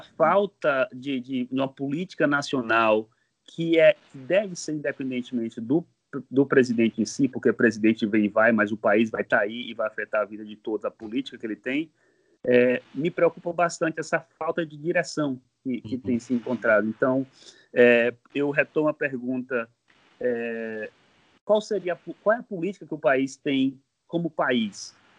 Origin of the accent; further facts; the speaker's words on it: Bahia, Brazil; moved away as an adult; now in United States; Eu sou baiano, baiano da Gema, ah, do tá. sertão da Bahia